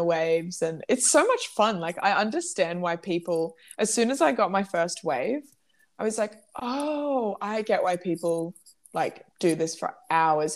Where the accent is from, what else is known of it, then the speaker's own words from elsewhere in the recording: Gold Coast, Queensland, Australia; I grew up on the Gold Coast